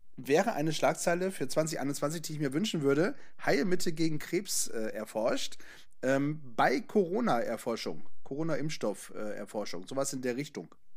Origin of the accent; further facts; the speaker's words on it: Northern Germany, Germany; hier bei uns im Norden